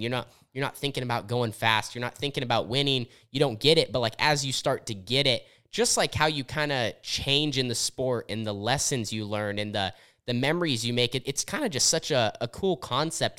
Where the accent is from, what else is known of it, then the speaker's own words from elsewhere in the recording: Southern Oregon, United States; I grew up in Southern Oregon where we had racing